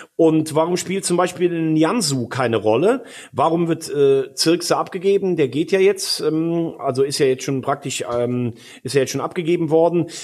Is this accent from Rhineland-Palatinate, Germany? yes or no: yes; region between Bonn and Koblenz, Rhineland-Palatinate, Germany; Ich komme ja, aus Rheinland-Pfalz, aber ich komme aus einer Region zwischen Bonn und Koblenz